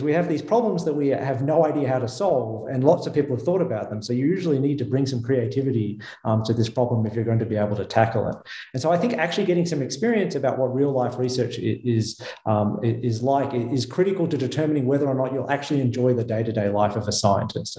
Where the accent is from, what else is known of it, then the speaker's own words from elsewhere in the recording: Melbourne, Victoria, Australia; moved away as an adult; also born or lived in United States; now in Geneva, Switzerland; as my accent betrays, I did not grow up in Switzerland. I grew up in Melbourne, Australia.